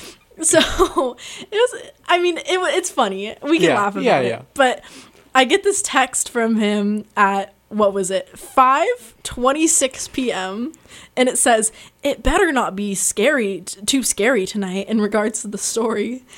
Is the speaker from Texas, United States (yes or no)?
no; San Luis Obispo, California, United States; born or raised there